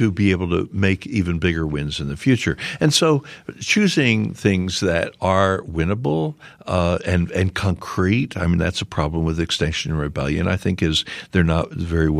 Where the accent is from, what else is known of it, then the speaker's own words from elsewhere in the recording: Philadelphia, Pennsylvania, United States; I'm from Philadelphia